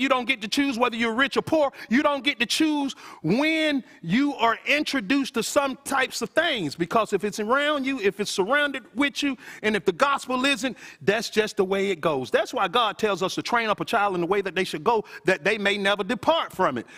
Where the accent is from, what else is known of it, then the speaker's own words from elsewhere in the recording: Athens, Georgia, United States; I'm originally from Athens from a housing authority projects called Paul, though